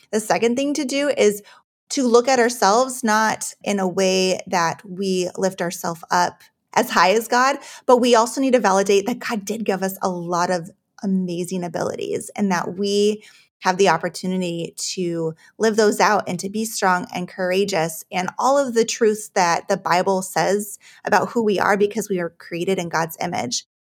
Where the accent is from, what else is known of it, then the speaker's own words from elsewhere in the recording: Juneau, Alaska, United States; I was actually born and raised in Alaska, uh, in Juneau